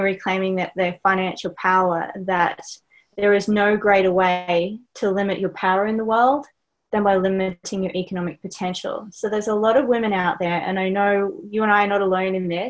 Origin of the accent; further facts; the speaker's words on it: Australia; accent: Australian; my accent, I'm Australian